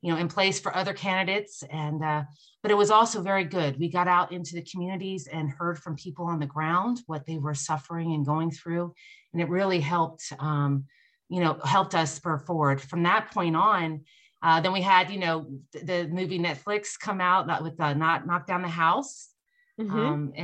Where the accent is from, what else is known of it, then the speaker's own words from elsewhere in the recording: Nevada, United States; here in my home state of Nevada